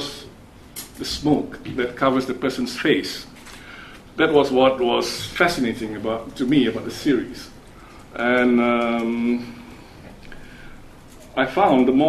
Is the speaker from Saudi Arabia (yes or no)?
no; Malaysia; I come from Malaysia